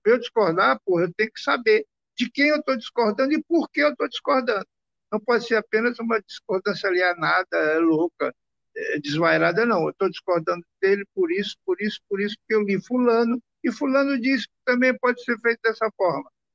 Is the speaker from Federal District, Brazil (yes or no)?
no; Maranhão, Brazil; a gente vem do Maranhão